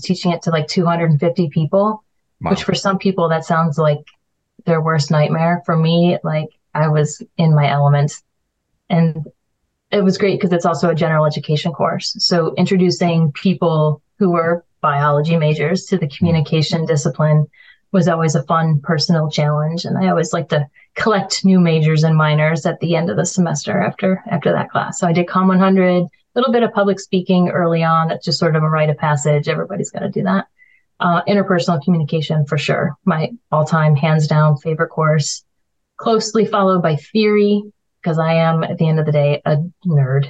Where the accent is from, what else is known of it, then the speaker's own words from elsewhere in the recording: Buffalo, New York, United States; now in Oswego, United States; I'm from Buffalo